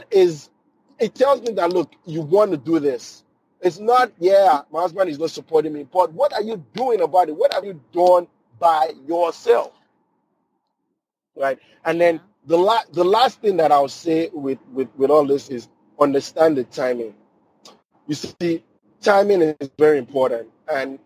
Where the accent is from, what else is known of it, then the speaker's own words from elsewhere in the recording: Nigeria; now in United States; I grew up in Nigeria driving stick shift